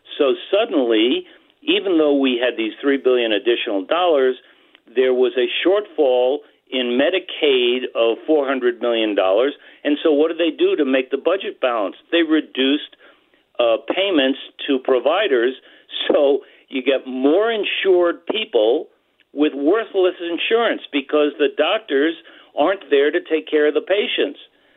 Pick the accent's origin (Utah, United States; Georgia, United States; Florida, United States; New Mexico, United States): New Mexico, United States; my home state of New Mexico